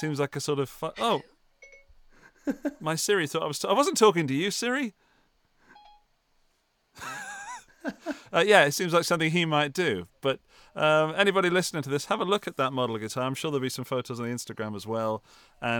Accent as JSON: {"language": "English", "region": "England", "country": "United Kingdom", "moved": "yes", "said": "And when I say home, to my home country. This time I'm going to Birmingham"}